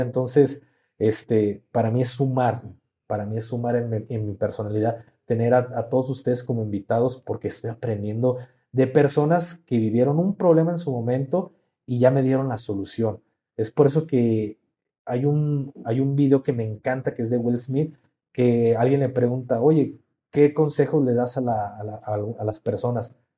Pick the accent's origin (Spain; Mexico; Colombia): Mexico; somos mexicanos